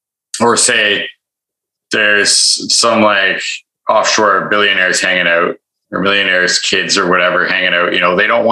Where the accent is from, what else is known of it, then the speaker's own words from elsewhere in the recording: Toronto, Ontario, Canada; now in Vancouver, Canada; I was from Toronto